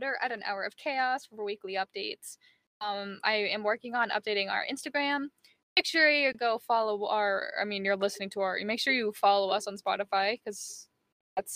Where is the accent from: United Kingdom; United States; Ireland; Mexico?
United Kingdom; accent: British, posh; my British accent sounds like I'm from, like, it's like a posh accent